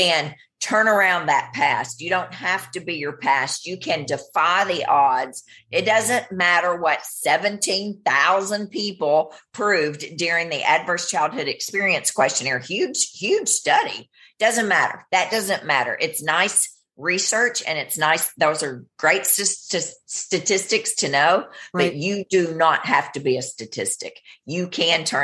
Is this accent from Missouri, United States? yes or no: no; Gilbertsville, Kentucky, United States; moved away as an adult; also born or lived in Maryland / New York City; now in Franklin, United States; I was born in Maryland on a Navy base, but I was raised in Kentucky.